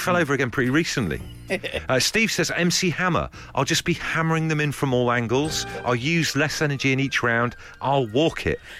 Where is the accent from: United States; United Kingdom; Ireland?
United Kingdom; Torquay, South West England; moved away; also born or lived in Liverpool / Brixham; I grew up in Devon. Do you know what I mean? I grew up in Torbay